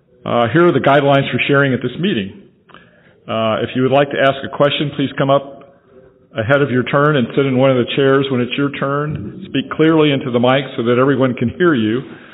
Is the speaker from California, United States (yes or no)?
no; Franklin, Tennessee, United States; And like I said, I'm from Franklin, Tennessee.